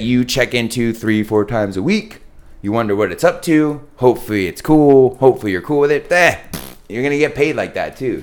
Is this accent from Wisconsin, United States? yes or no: no; San Diego, California, United States; also born or lived in East Coast; I grew up in Carmel Valley